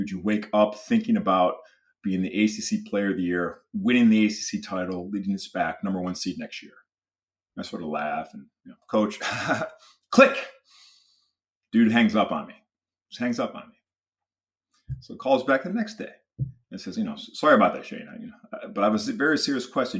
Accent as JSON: {"language": "English", "region": "Michigan", "country": "United States", "tie": "born or raised there", "said": "I grew up in Michigan, you know, huge, uh, University of Michigan fan"}